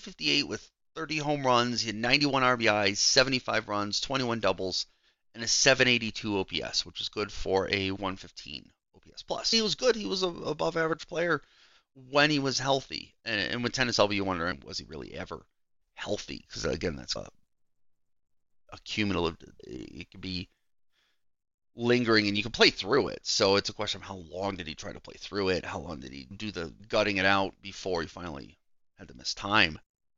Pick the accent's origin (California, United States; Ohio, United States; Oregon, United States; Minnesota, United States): Ohio, United States; Cleveland; I grew up watching him in Cleveland my whole life.